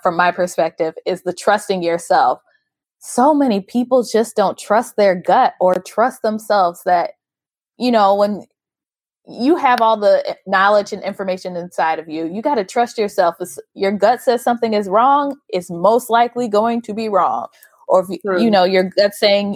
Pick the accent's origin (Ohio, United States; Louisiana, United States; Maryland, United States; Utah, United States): Ohio, United States; Cleveland; moved away; going back home and like seeing that there's even tech events is mind blowing to me, because in Cleveland, similar situation